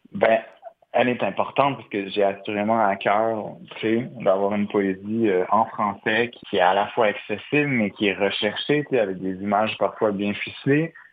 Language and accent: French; Montreal, Quebec, Canada; en tant que Montréalais